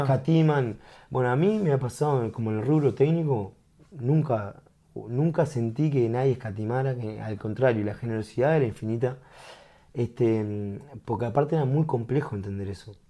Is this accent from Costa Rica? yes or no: no; Uruguay; como uruguayo